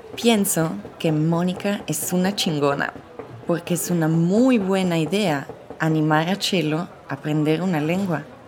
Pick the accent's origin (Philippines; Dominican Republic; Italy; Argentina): Italy; first language Italian; Spanish is a second language; moved away as an adult; also born or lived in Mexico City, Mexico; soy italiana pero vivo en Ciudad de México desde hace tres años